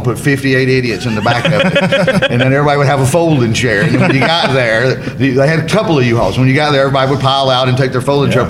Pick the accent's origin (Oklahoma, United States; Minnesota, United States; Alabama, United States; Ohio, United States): Alabama, United States; I'm from Alabama